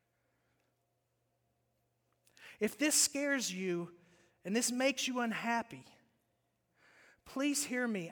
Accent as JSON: {"language": "English", "region": "West Virginia", "country": "United States", "tie": "born or raised there", "moved": "yes", "said": "I grew up in West Virginia"}